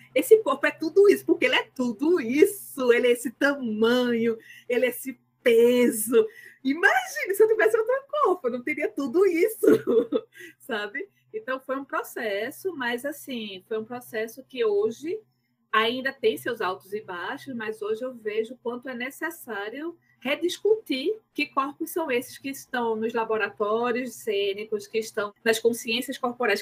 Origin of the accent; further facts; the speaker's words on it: Recife, Pernambuco, Brazil; eu sou de Recife, Pernambuco.